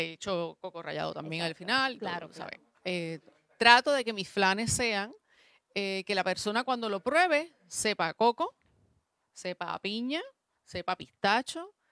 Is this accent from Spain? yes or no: no; Puerto Rico; moved away as an adult; now in Mayagüez, Puerto Rico; mi familia es del área metropolitana y yo soy la única que estoy acá